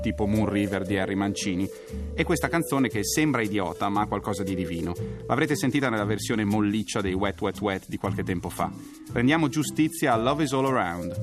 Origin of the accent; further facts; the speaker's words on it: province of Varese, Lombardy, Italy; dalle mie parti, nell'opulenta provincia di Varese